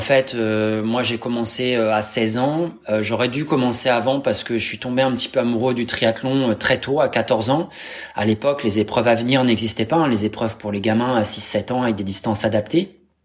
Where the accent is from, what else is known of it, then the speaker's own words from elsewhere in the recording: Normandy, France; je suis normand ascendant viking